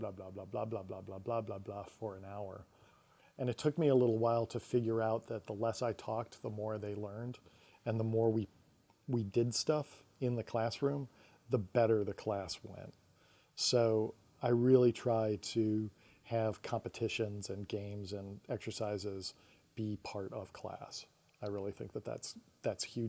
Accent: Syracuse, New York, United States; moved away; I'm from Syracuse, New York

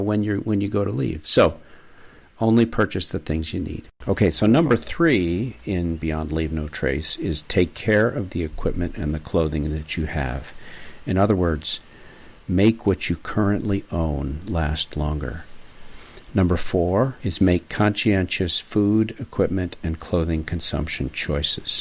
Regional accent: New York, United States; now in Maine, United States; As a New Yorker

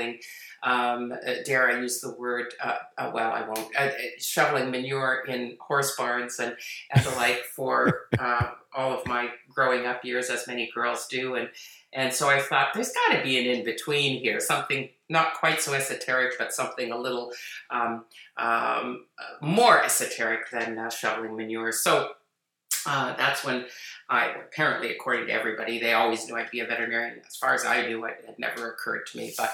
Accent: Toronto, Ontario, Canada; I grew up in Toronto, in Toronto, Ontario

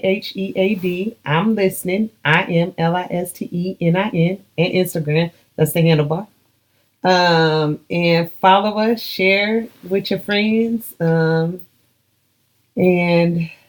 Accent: Pomona, California, United States; now in Houston, United States; I ain't from Houston. I'm from Pomona, California, P-Town.

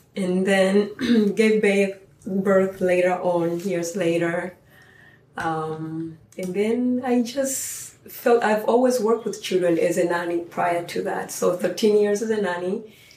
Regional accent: Tanzania; moved away as an adult; now in United States; growing up in Tanzania

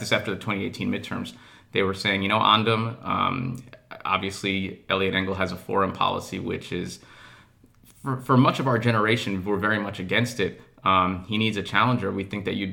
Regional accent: Mount Vernon, New York, United States; I'm from Mount Vernon. My parents immigrated to this country from Eritrea in the early 1970s. And I had a typical New York upbringing in Mount Vernon.

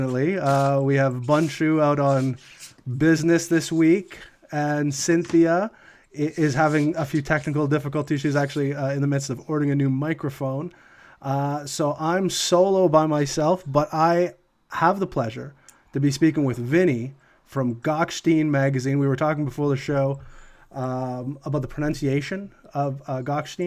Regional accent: Canada; I'm from Canada myself.

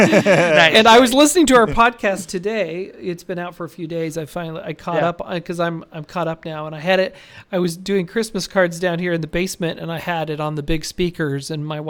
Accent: Las Vegas, Nevada, United States; I got a lot of places to crash in Las Vegas. I'm from Las Vegas.

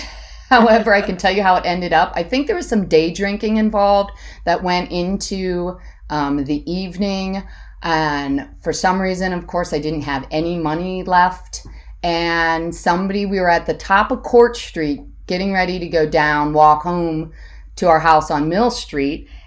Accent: Hudson, Ohio, United States; I grew up in Hudson, Ohio.

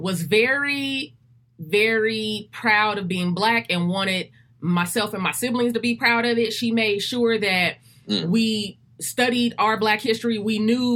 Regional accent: Los Angeles, California, United States; also born or lived in Compton, California / Rialto, California / San Bernardino, California; So I was born here in California, in Los Angeles, California. For the first 7 years of my life, I was between Compton and Rialto, California.

